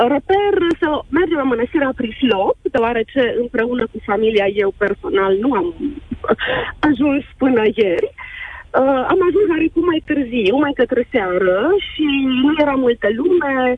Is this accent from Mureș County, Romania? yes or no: yes; Târgu Mureș, Mureș County, Romania; suntem din Târgu Mureș